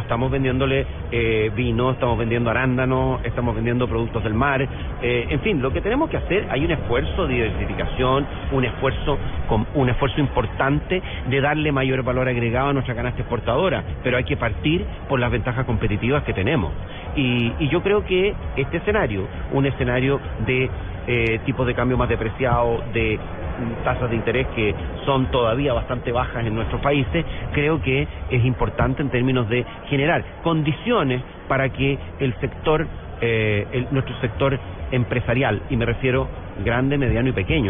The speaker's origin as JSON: {"language": "Spanish", "country": "Chile"}